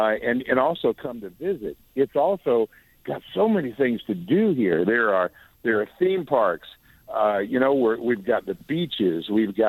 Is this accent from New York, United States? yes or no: no; Atlanta, Georgia, United States; I was born and raised in Atlanta. I'm a Georgia boy